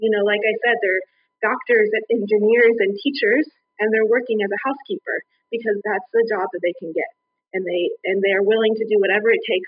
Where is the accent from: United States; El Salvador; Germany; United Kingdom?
United States; born there; We don't get to decide I'm better because I was born in America.